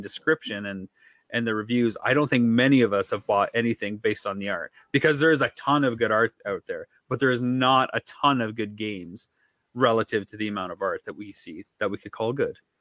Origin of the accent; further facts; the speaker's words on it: London, Ontario, Canada; my hometown